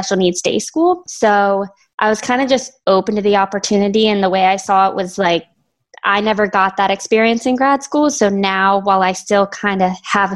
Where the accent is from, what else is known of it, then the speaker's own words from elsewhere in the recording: Maryland, United States; moved away as an adult; also born or lived in Virginia; now in New Jersey, United States; I'm from Maryland originally